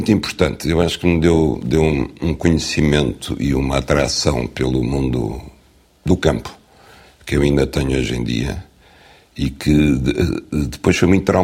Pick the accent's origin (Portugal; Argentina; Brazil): Portugal; Norte; also born or lived in Lisbon; now in Algarve, Portugal; Eh, e eu, que de facto nasci a norte, fui criado entre o Marão e o Douro. Cresci em Lisboa. Tive raízes sempre no Alentejo, autoconstruídas. E agora vivo no Algarve